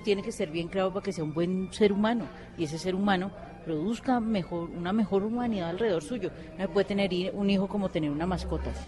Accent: Colombia; nosotros como colombianos

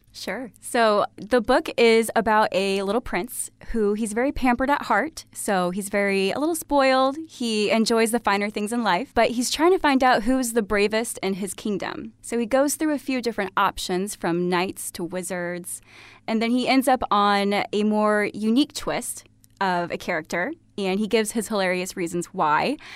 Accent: Sherman, Illinois, United States; also born or lived in Iowa / Australia / Chicago; I am originally from Sherman, Illinois. So, grew up here in town, very close

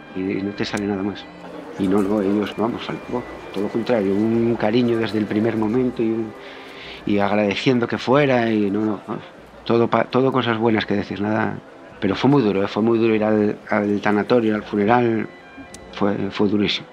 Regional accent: Asturias, Spain; also born or lived in Pontevedra; yo soy asturiano y tengo la familia aquí en Asturias

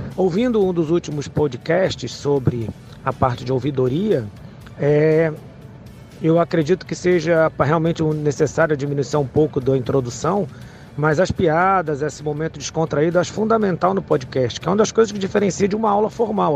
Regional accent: Fortaleza, Ceará, Brazil; sou de Fortaleza, Ceará.

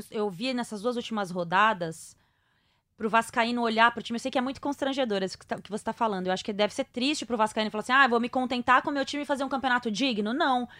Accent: São Paulo, Brazil; eu sou paulista paulistana

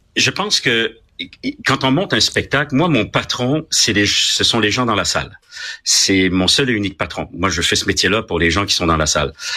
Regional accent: Quebec, Canada; also born or lived in France / Paris, France; je suis un Québécois. Euh, j'ai été tricoté au Québec. J'ai été, je suis né en France, de parents français

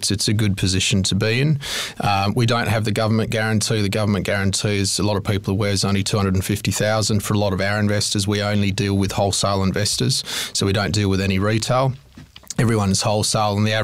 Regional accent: Fremantle, Western Australia, Australia; moved away as an adult; now in Melbourne, Australia; I'm a Perth boy, born and bred in Fremantle. I moved over to Melbourne about 9 years ago

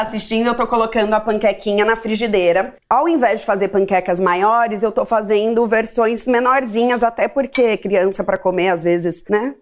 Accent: Ribeirão Preto, São Paulo, Brazil; now in São Paulo, Brazil; Eu sou de Ribeirão Preto e quando eu mudei para São Paulo

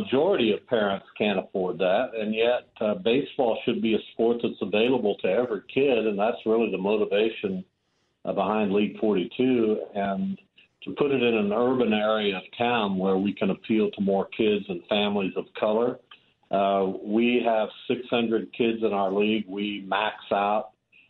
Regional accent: Derby, Kansas, United States; I grew up with him in Derby

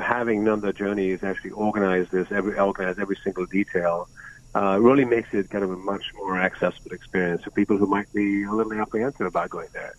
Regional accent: Mumbai, Maharashtra, India; moved away; I grew up in Bombay, which is now called Mumbai

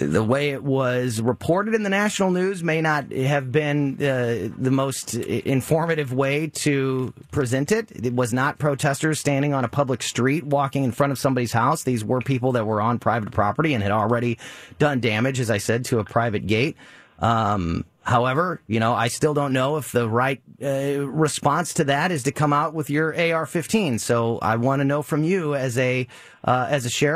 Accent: Florissant, Missouri, United States; Florissant, my hometown

